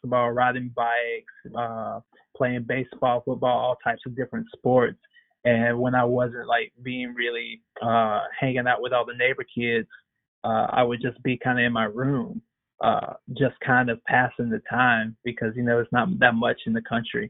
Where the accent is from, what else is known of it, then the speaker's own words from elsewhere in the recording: Blythe, Georgia, United States; I grew up in Blythe. It's kind of on the outskirts of Augusta, Georgia